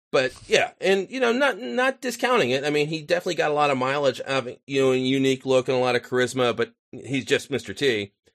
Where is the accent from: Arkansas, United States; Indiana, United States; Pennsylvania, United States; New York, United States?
Pennsylvania, United States; Philadelphia; I grew up on the suburbs of Philly.